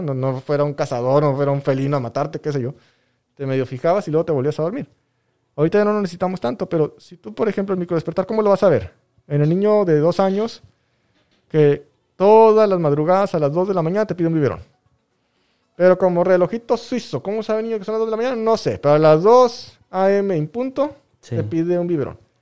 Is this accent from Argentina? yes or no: no; Mexico; lo que leemos como sociedad mexicana